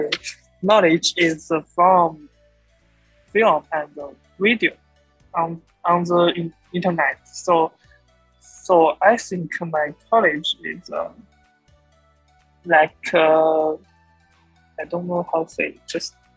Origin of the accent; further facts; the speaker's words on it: China; English is a second language; I'm a student from China